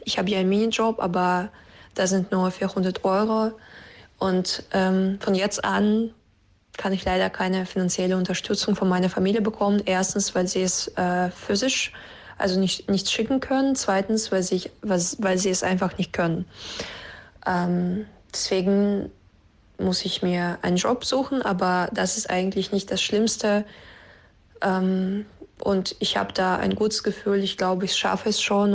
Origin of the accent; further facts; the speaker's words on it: Russia; moved away as an adult; now in Cologne, Germany; ich komme aus Russland und bin seit drei Jahren nach Deutschland zum Studium umgezogen